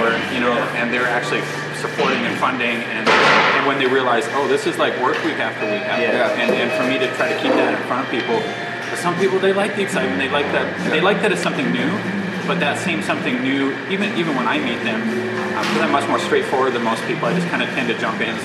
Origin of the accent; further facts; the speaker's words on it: Canada; as a Canadian